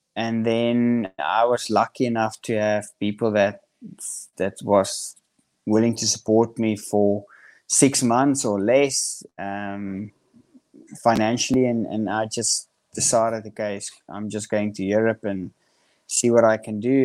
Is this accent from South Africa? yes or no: yes; South Africa; grew up in Central South Africa, which is um, it's the countryside of South Africa